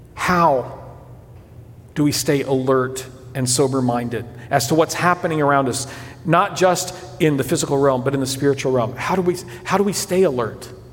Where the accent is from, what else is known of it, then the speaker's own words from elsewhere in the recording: São Paulo, Brazil; moved away; As a kid growing up in Brazil